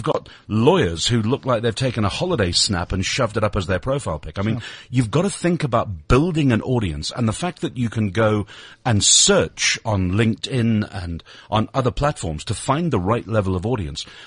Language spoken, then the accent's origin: English; Lancashire, North West England, United Kingdom; now in South Africa; my local football team from where I was born in Lancashire